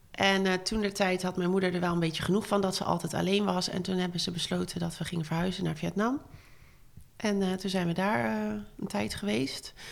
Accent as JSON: {"language": "Dutch", "town": "Breda", "region": "North Brabant", "country": "Netherlands", "tie": "born there", "said": "Ik ben ehm, geboren in Breda, maar daar hebben we nooit gewoond. Dus ehm, ik ben daar alleen maar geboren."}